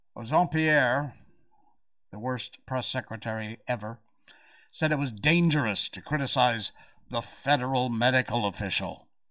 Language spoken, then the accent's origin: English; United States; now in Malaysia; I'm American